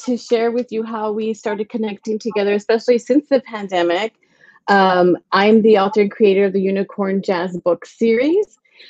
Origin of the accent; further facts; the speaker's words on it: Texas, United States; now in Huntington Beach, United States; I currently am based in Southern California. I live in Huntington Beach. I have lived here for 20 years, originally born and raised in Texas.